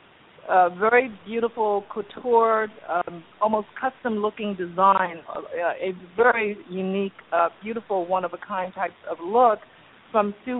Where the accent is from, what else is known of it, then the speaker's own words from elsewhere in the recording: Los Angeles, California, United States; also born or lived in China / Hong Kong; growing up as the daughter of struggling immigrants here in Los Angeles